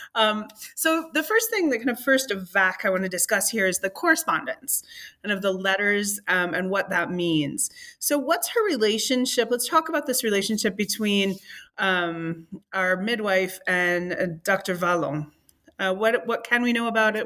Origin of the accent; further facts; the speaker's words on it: United Kingdom; moved away as an adult; also born or lived in Durham; now in North Florida, United States; I'm British